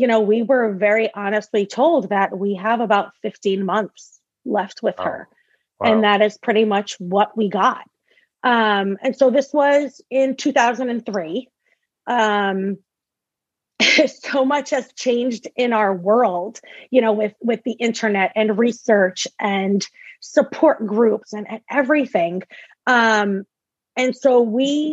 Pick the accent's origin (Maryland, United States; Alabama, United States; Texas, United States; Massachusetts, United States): Massachusetts, United States; moved away as an adult; now in Rhode Island, United States; I am from originally born and raised in Massachusetts. I now live in Rhode Island.